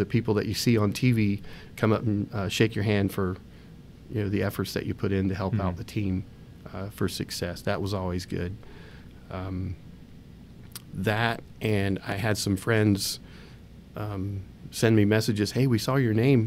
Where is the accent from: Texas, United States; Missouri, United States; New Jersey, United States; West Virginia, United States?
West Virginia, United States; moved away; We grew up in West Virginia. That's where our family's from.